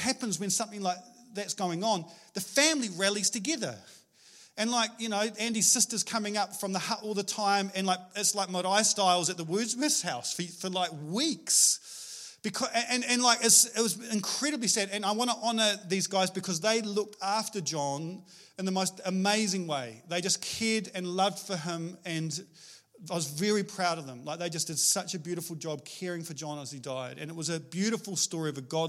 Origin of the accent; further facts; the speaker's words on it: Scotland, United Kingdom; moved away; I'm Scottish